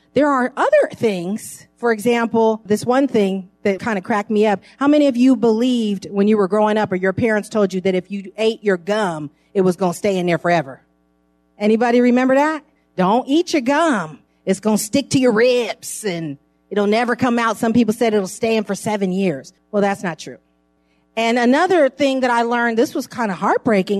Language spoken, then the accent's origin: English; San Francisco, California, United States; I grew up in San Francisco, right close to Geary Street on Ellis.